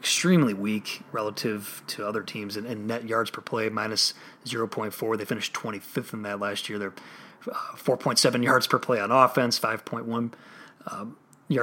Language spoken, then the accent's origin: English; Chicago, Illinois, United States; as a Chicagoan